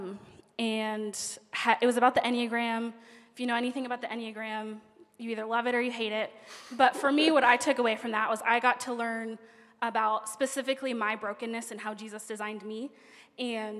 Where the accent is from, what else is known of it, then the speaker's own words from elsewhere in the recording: Pennsylvania, United States; now in Orlando, United States; I'm from Pennsylvania.